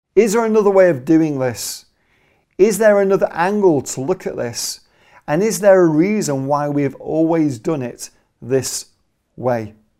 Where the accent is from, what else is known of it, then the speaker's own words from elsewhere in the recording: Manchester, North West England, United Kingdom; I'm Mancunian, I'm from Manchester